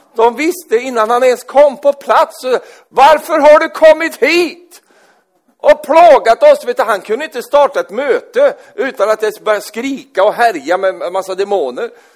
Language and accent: Swedish; Sweden; Jag är svensk